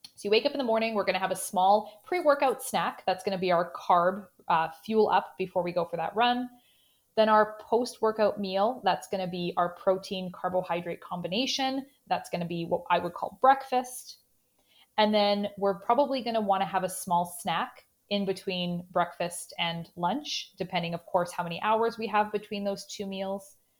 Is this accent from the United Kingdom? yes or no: no; Canada; accent: Canadian; in my Canadian accent